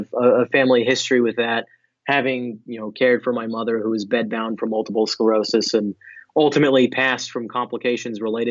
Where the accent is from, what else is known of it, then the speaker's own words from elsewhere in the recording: New Jersey, United States; I'm from New Jersey